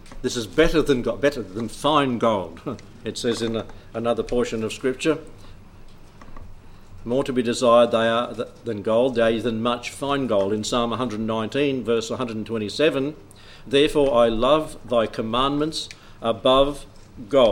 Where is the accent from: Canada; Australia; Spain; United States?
Australia; South Australia; I'm from South Australia